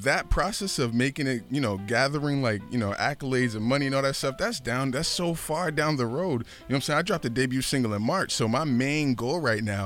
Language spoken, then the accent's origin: English; Boston, Massachusetts, United States; I'm from Boston